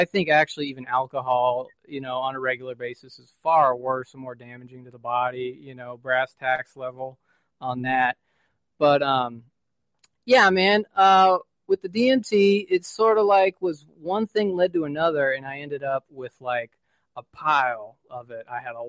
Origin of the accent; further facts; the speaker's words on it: West Coast, United States; I am from West Coast.